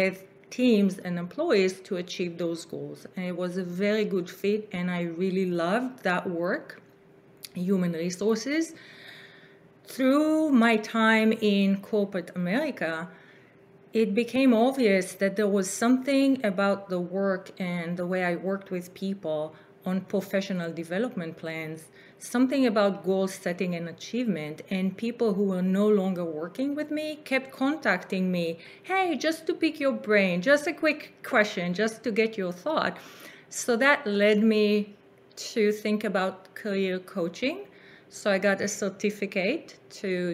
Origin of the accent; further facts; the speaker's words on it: Israel; moved away as an adult; now in California, United States; I grew up in Israel, which was, you know, a new country, relatively speaking.